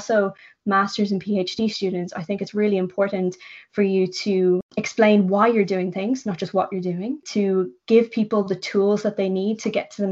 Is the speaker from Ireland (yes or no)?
yes; Ireland; moved away as an adult; now in London, United Kingdom; I'm Irish.